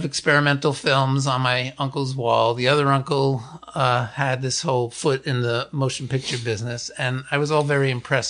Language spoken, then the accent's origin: English; New York City, New York, United States; No, I grew up in New York City.